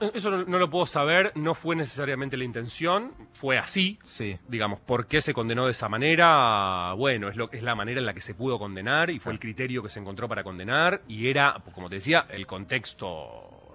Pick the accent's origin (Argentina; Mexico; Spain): Argentina; como argentinos